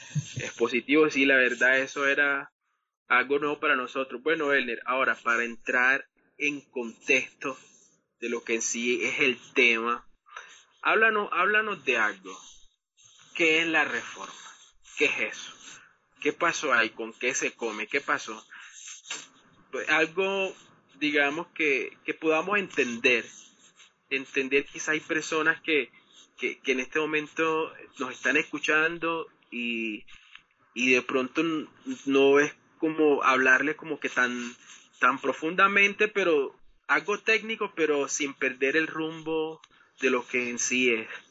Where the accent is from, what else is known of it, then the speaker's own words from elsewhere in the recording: Colombia; nosotros somos de Colombia